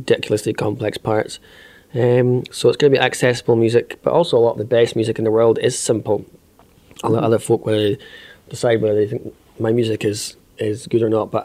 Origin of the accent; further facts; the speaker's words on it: south side of Loch Ness, Scotland, United Kingdom; growing up, I'm from the south side of Loch Ness, so I'm not from Bremer